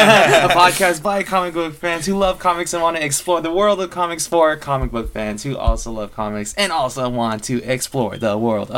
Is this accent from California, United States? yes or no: yes; Stockton, California, United States; We're from Stockton, guys.